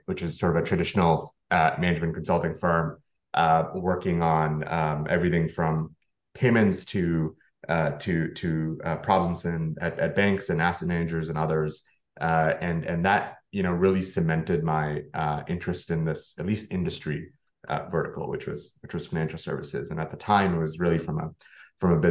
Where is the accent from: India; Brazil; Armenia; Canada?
Canada; now in United States; actually being Canadian myself, in the US